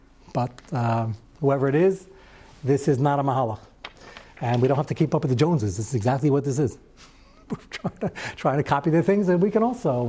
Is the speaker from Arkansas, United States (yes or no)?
yes; Arkansas, United States; I'm from Arkansas, and everybody has those.